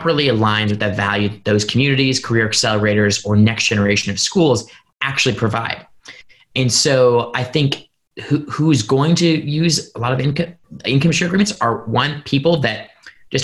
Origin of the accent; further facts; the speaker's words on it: Indiana, United States; Purdue University in my home state of Indiana